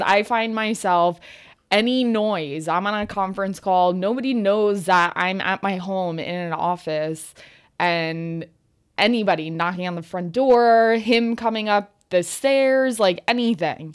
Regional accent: New Jersey, United States; also born or lived in Old Bridge, New Jersey; once we moved from Old Bridge up to North Jersey

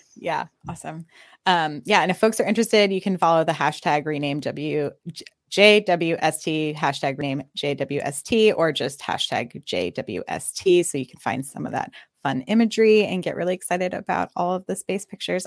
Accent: Austin, Texas, United States; also born or lived in Los Angeles; I'm, I'm from Austin, kind of back and forth between L A and Austin.

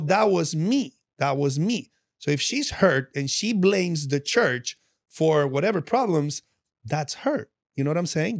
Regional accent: Medellín, Antioquia, Colombia; moved away; I'm from Medellin, and I'm from all that drug-infested stuff that you see on T V

